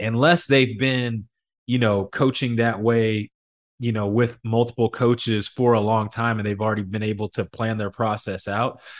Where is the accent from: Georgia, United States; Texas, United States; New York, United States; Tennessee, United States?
Texas, United States; Midland; moved away; I come from Midland, Texas, where all we do is oil and play high school football